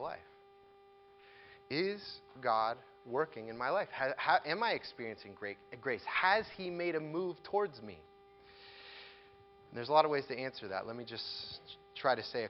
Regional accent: United States

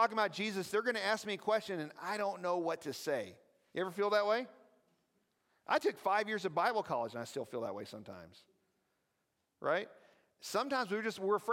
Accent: the South, United States; I talk weird because I'm from the South

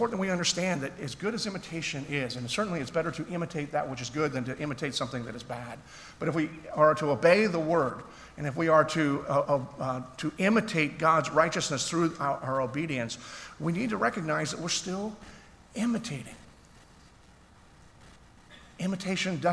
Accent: Philadelphia, Pennsylvania, United States; I grew up in Philadelphia.

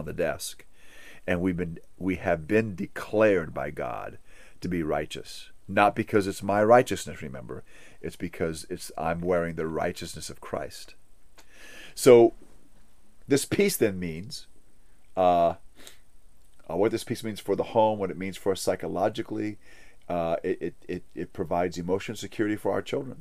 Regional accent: Hawaii, United States; I grew up in Hawaii

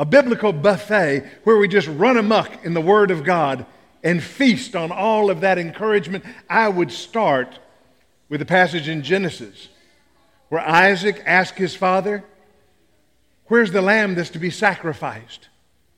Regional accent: Tennessee, United States; I'm from Tennessee

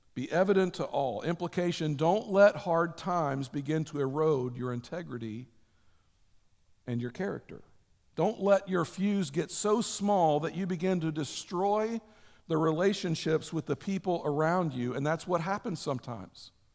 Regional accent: United States

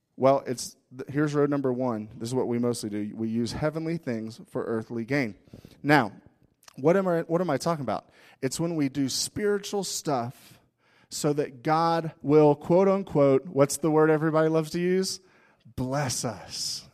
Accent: United States; we're American

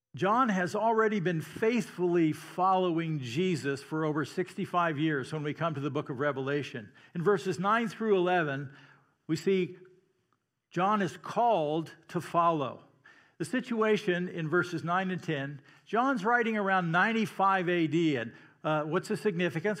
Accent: Iowa, United States; I'm from Iowa, so that's how I pronounce Missouri.

